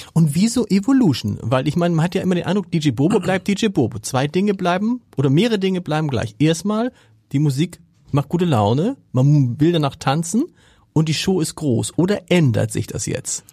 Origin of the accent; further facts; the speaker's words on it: Germany; als Deutscher